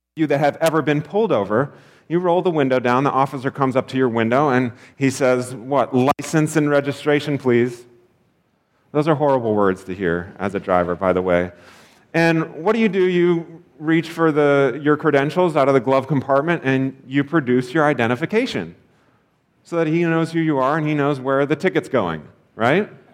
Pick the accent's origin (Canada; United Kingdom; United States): United States; as an American